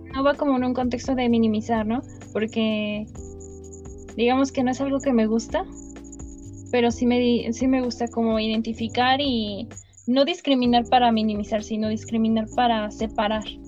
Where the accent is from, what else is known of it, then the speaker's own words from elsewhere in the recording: Mexico; nosotros como mexicanos este, llevamos una jerga